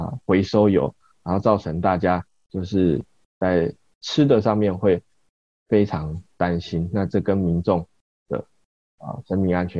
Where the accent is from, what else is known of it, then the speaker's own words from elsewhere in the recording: Kaohsiung, Taiwan; 因为高雄是一个。是我们的长大的地方，